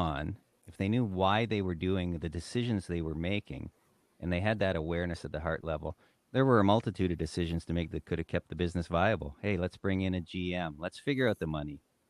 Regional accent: Great Lakes, United States; I grew up in the Great Lakes. I enjoyed everything about being on the water.

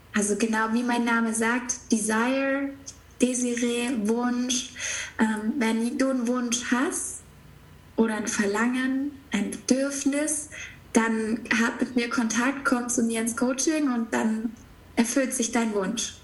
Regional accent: near Stuttgart, Baden-Württemberg, Germany; ich bin aufgewachsen in der Nähe von Stuttgart

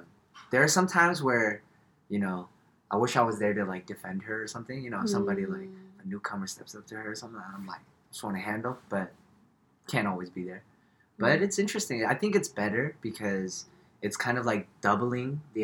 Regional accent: Los Angeles, California, United States; moved away as an adult; now in Long Island, United States; Been in the East Coast since 2011, but originally from

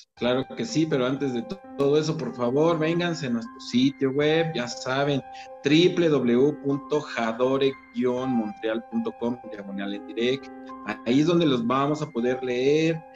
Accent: Mexico; soy mexicano

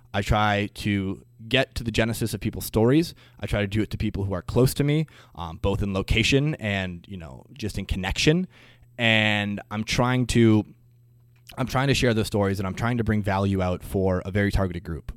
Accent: Green Bay, Wisconsin, United States; moved away as an adult; now in Twin Cities, United States; I am originally from Green Bay, Wisconsin

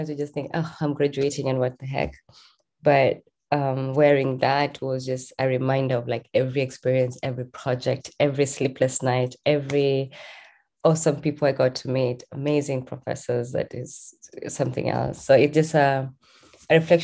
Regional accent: Kenya; moved away as an adult; I'm born and raised in Kenya

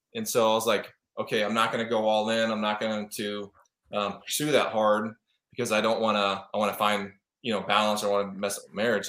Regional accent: Kansas City, Missouri, United States; moved away as an adult; now in Arizona, United States; I grew up in Kansas City, Missouri. I'm out in Arizona now.

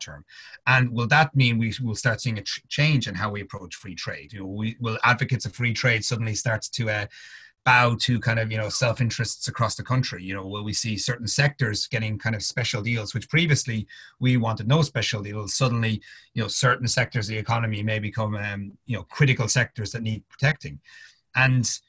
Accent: Ireland; being Irish

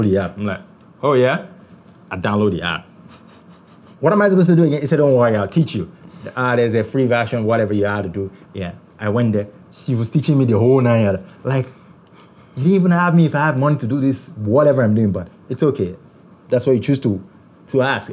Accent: Nigeria

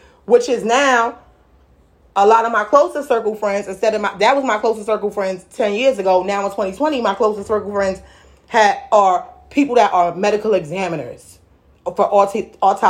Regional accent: New York City, New York, United States; I'm really from Brooklyn

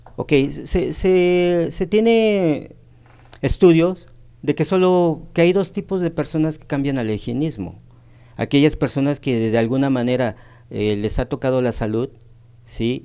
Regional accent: Tehuacán, Puebla, Mexico; moved away as an adult; now in Cancún, Mexico; soy originario de aquí de Tehuacán, nací en Tehuacán. Ya radico aproximadamente más de 23 años en la ciudad de Cancún

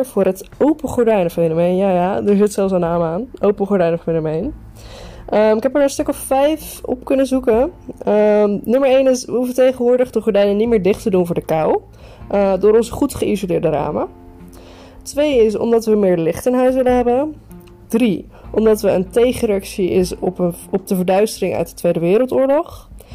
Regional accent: Netherlands; wij, als Nederlander

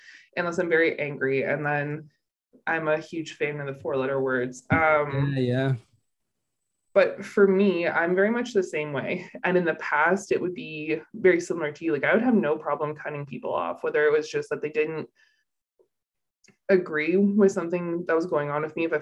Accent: Canada; I'm Canadian

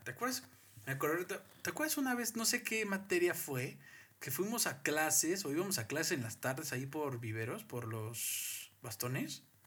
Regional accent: Mexico; como mexicano

